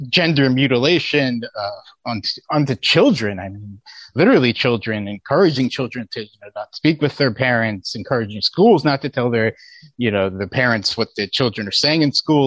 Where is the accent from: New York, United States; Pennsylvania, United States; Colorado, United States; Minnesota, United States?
Pennsylvania, United States; my home state of Pennsylvania.